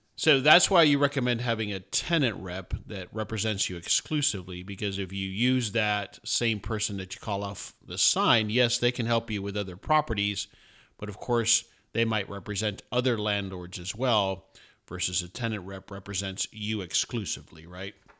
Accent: South Florida, United States; I'm from South Florida originally

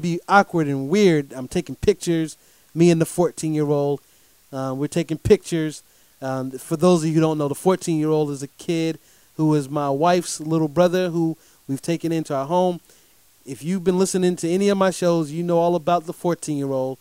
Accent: Durham, North Carolina, United States; I get to come back home to my city, Durham, North Carolina

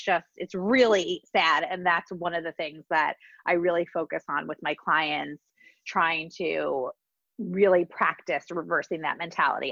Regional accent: New Jersey, United States; Growing up, I grew up in New Jersey and like in the 80s and the 90s.

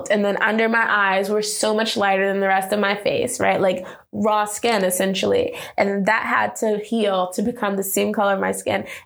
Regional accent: New York, United States; so we went to Jones Beach, uh, which is like I think Long Island because we're from New York

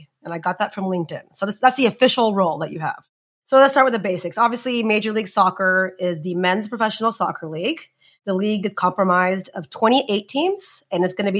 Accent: United States; also born or lived in India; I am American

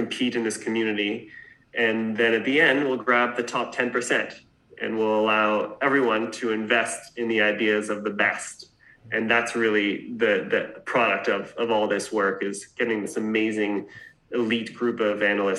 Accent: Canada; moved away as an adult; also born or lived in New York; I grew up in Canada and left when I was 20.

